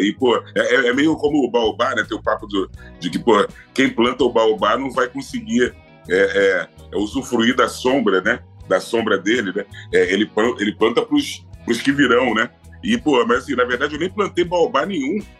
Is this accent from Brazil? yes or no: yes; Rio de Janeiro, Brazil; Eu sou de Madureira. Uhum. Né? Eu nasci e fui criado em Madureira